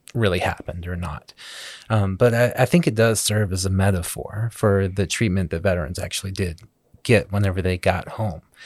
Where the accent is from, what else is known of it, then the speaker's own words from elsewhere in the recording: Southeast Arkansas, United States; Growing up in Southeast Arkansas